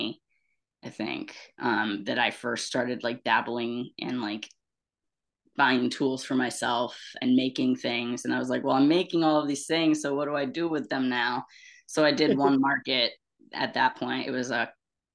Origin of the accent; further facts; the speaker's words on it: Cambridge, New York, United States; also born or lived in Amsterdam, New York; I moved to my hometown, Cambridge, when I was still just a wee tot. And so I lived in Cambridge my whole life, very rural, upstate little town